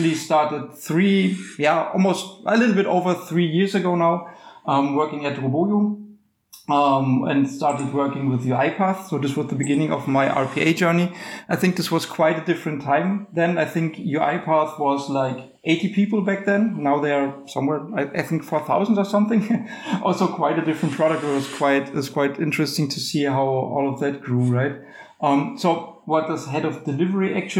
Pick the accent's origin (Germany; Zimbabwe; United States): Germany; I come from Germany